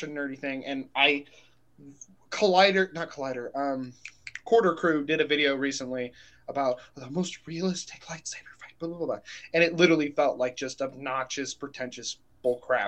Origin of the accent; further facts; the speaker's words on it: Texas, United States; I grew up in Texas